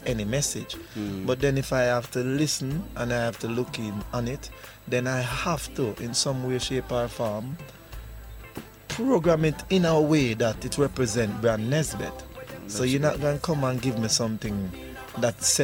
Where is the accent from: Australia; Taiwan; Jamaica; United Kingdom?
Jamaica; Kingston; I grew up in Arnett Garden